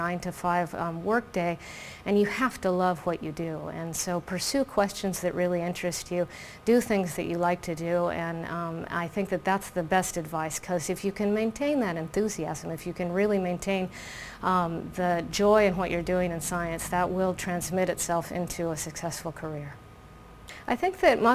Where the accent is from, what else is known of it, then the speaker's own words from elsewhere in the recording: Florida, United States; moved away as an adult; also born or lived in Oregon, United States / Stanford, California, United States; now in Buenos Aires, Argentina; we, as children, we grew up in Florida, in the state of Florida in the U.S.